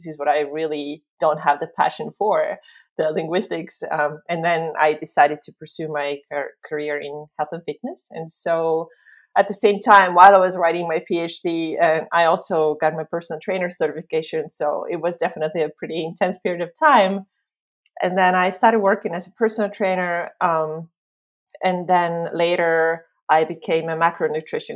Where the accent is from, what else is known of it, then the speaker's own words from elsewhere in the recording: Estonia; also born or lived in Finland; I am from Estonia, just like Liis.